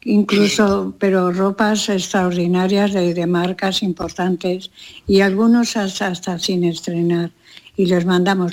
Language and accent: Spanish; Castile, Spain; moved away; also born or lived in Los Angeles, United States; el asado de mi tierra, hay que entender que Castilla hace unos asados maravillosos